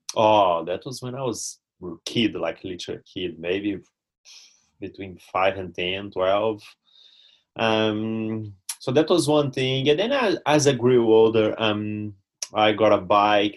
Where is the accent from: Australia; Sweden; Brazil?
Brazil; English is a second language; moved away as an adult; now in New Zealand; my home near my hometown, but nothing too crazy uh, back in Brazil.